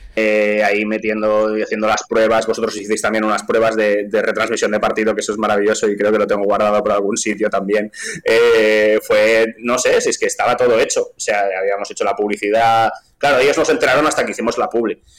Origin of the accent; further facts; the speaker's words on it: Vilanova i la Geltrú, Catalonia, Spain; accent: Catalan; first language Catalan; Spanish is a second language; yo soy, soy de Vilanoveles del Tru, que es un pueblo que está al lado de Siches